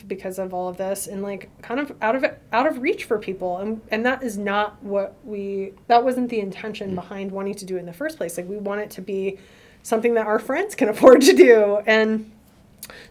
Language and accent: English; the South, United States; I'm from the South